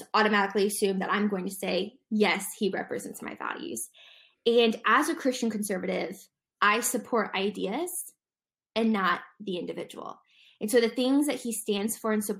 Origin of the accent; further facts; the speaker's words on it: Dayton, Ohio, United States; now in Zionsville, United States; I'm originally from Dayton, Ohio